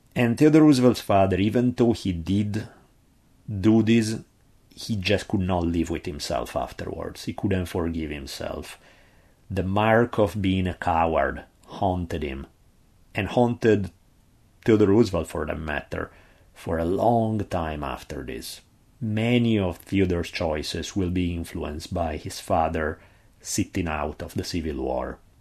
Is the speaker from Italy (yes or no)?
yes; Italy; accent: heavy Italian; my heavy Italian accent